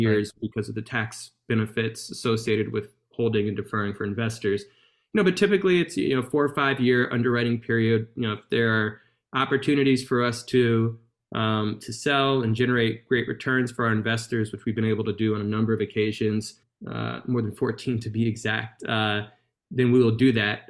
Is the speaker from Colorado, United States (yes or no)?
no; Baton Rouge, Louisiana, United States; my hometown, uh, which is Baton Rouge, Louisiana